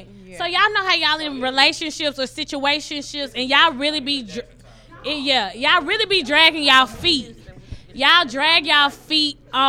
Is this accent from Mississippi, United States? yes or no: yes; Jackson, Mississippi, United States; now in Houston, United States; It's a lot of us came from Jackson, Mississippi. We came from Jackson State. This drink is, and we have a little group chat called Juiston out here. So it's a bunch of us came from Jackson. We are now in Houston.